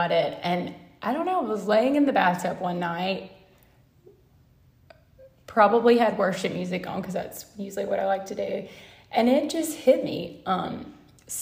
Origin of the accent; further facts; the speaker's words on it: the South, United States; me growing up down in the South